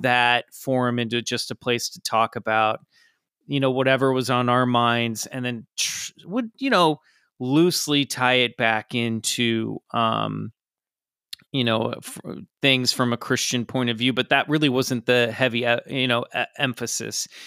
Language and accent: English; Kansas, United States; I grew up in Kansas in the suburbs